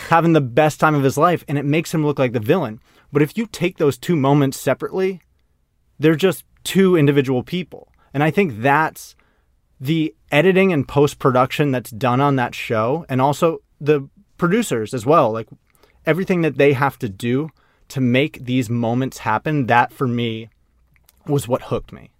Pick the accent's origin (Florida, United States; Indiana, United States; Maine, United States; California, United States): Maine, United States; I grew up in Maine